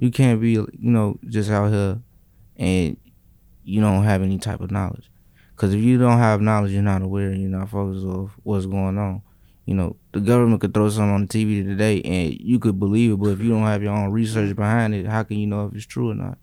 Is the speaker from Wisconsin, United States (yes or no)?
no; Chicago, Illinois, United States; growing up in Chicago. You know, I'm from, like, the south side of the lower part of the city